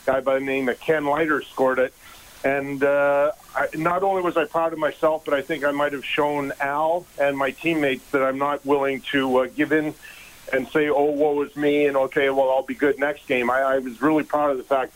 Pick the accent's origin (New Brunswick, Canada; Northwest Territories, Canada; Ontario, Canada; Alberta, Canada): Alberta, Canada; Edmonton; moved away as an adult; also born or lived in Los Angeles; growing up in Edmonton